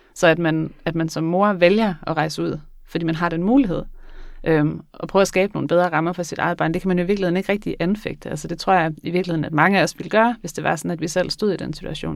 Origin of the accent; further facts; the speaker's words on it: Skagen, North Denmark Region, Denmark; Jeg kommer fra Skagen